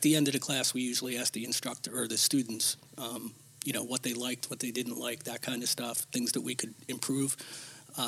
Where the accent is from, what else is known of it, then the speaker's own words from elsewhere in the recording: Toms River, New Jersey, United States; also born or lived in Stafford, New Jersey / Barnegat, New Jersey; I joined Toms River Number 1